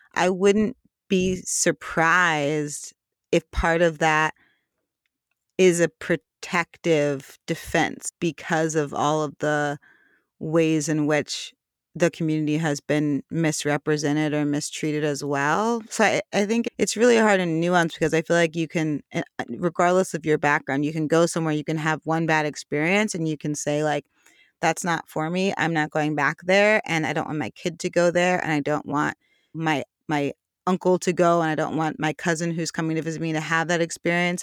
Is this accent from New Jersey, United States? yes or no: no; New York, United States; growing up in New York